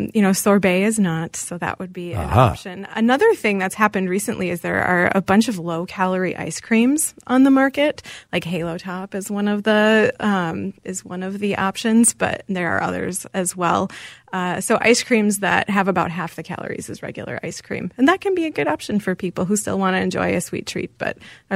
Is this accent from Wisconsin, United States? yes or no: yes; Wisconsin, United States; I am from Wisconsin. I'm a Wisconsin girl, and my grandparents actually owned a dairy bar, so I had a lot of dairy growing up.